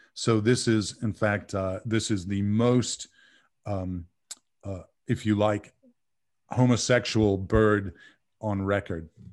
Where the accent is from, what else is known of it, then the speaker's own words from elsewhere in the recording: Bay Area, California, United States; moved away as an adult; also born or lived in San Diego; now in North Carolina, United States; I grew up in the Bay Area of California